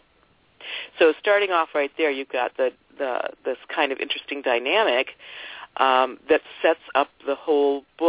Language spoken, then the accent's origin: English; Ohio, United States; I grew up in Ohio